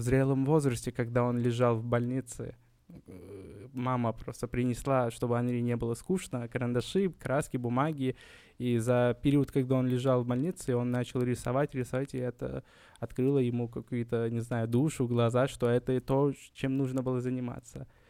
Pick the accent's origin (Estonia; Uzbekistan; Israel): Uzbekistan; Kokand, Fergana Region; я не из Ташкента, я родился в Коканде, Ферканская долина.